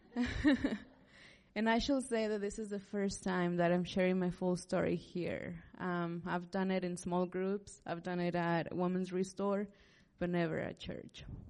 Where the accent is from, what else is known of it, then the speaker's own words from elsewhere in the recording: Liberal, Kansas, United States; moved away as an adult; also born or lived in Manhattan, Kansas; I'm from Southwest Kansas too, from Liberal